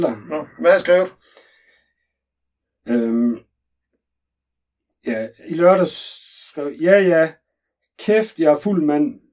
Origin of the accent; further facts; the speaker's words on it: Vejle, Southern Denmark, Denmark; now in Copenhagen, Denmark; Jeg kommer oprindeligt fra Vejle, men har boet i København en del år, oven i købet på Østerbro.